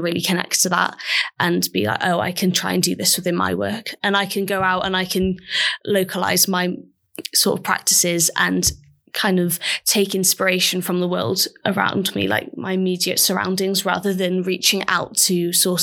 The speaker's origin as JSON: {"language": "English", "region": "Mid Wales", "country": "United Kingdom", "said": "I'm from Mid Wales, which is really rural."}